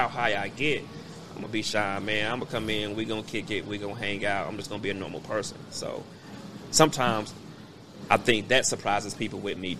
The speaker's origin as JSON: {"language": "English", "town": "Kansas City", "region": "Missouri", "country": "United States", "tie": "born or raised there", "said": "I was raised in the hood. You know what I'm saying? We moved, we live over on 3412 Wabash."}